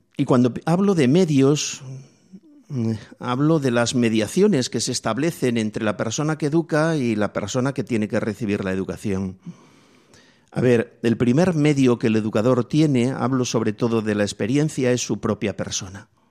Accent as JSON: {"language": "Spanish", "country": "Spain", "tie": "born or raised there", "said": "a mí me tocó vivir en mi infancia en la España pobre."}